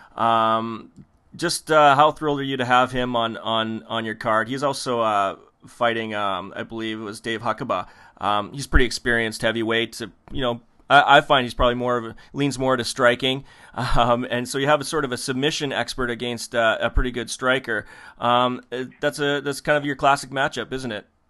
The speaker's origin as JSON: {"language": "English", "country": "Canada", "said": "we're Canadian"}